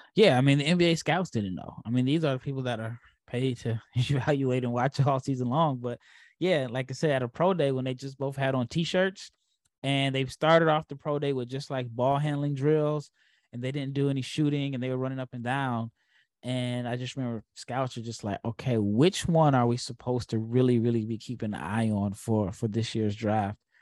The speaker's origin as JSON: {"language": "English", "town": "Omaha", "region": "Nebraska", "country": "United States", "tie": "born or raised there", "said": "as a kid that grew up in Omaha, I did root for Creighton"}